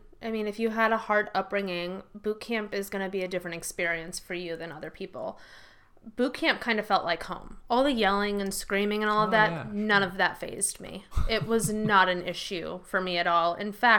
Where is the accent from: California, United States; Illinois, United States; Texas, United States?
Illinois, United States; Rockford; I grew up in Rockford.